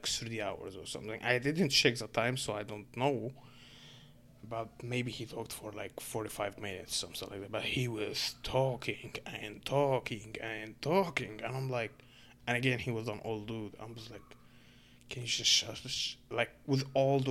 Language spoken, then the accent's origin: English; Egypt; English is a second language; now in Canada; I'm a Muslim dude from Egypt